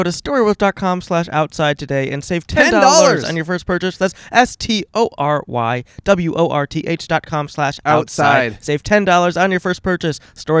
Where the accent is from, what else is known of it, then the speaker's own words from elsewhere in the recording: Chagrin Falls, Ohio, United States; moved away as an adult; also born or lived in Chicago, Illinois; now in Los Angeles, United States; I went to Chagrin Falls High School.